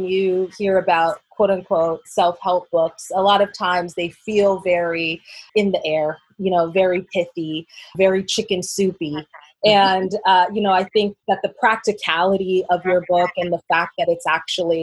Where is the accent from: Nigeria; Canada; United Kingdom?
Canada; we're Canadian